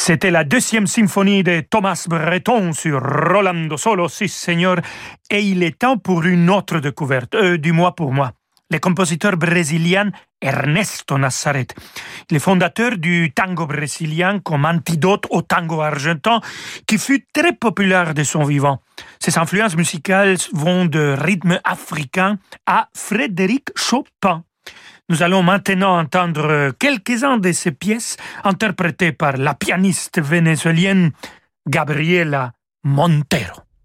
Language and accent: French; Mexico; accent: Mexican; j'ai changé mon accent mexicain pour un petit accent argentin